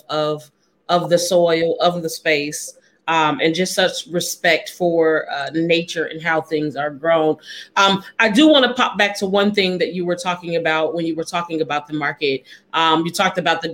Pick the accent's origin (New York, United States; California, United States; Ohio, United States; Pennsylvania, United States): Ohio, United States; Dayton; I grew up in Dayton, and my grandmother still lives in Dayton